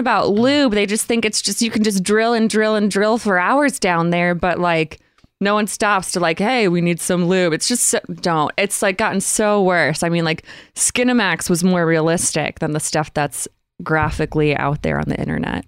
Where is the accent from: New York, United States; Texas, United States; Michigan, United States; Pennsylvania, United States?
Michigan, United States; Grosse Pointe; also born or lived in Utah; now in Los Angeles, United States; I'm from Grosse Pointe